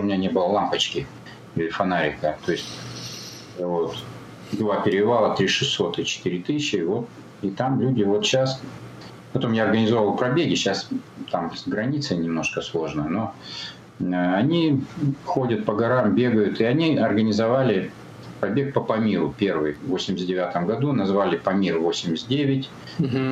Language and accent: Russian; Almaty, Kazakhstan; Я родился в Алмате в 1960 году.